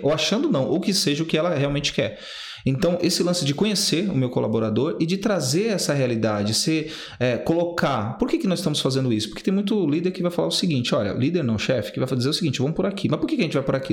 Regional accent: Guarulhos, São Paulo, Brazil; also born or lived in Recife, Pernambuco; eu cresci do Pimentas, né? Eu sou nordestino, nasci em Pernambuco

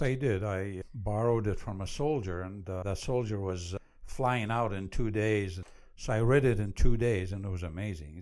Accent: Iraq; now in United States; I was born and raised in Iraq

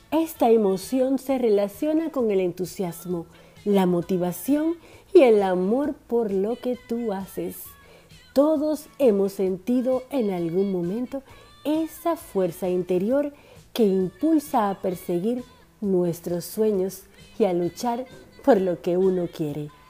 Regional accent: Dominican Republic; now in Argentina; una dominicana en Argentina por esta RSC Radio.

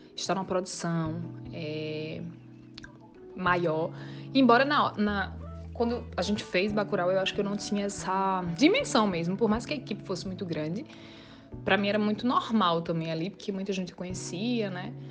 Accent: Limoeiro, Pernambuco, Brazil; moved away as an adult; also born or lived in Recife; eu sou natural de Limoeiro, uma cidade do Agreste de Pernambuco

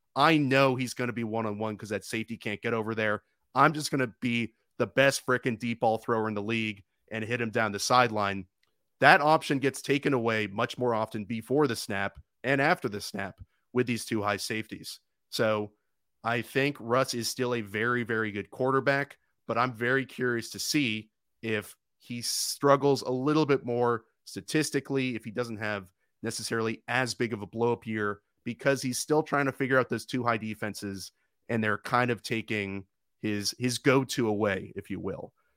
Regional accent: Oakland, California, United States; I grew up in Oakland

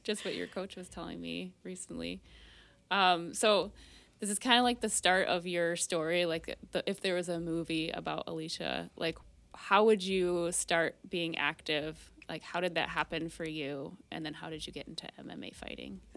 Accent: Marine City, Michigan, United States; I grew up in Marine City

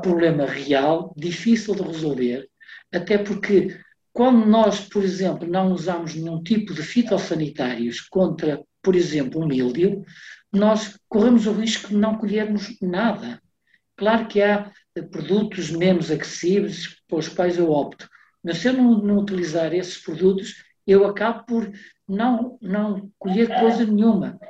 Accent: the North, Norte, Portugal; also born or lived in Porto; sou aqui do Norte, vivo no Porto

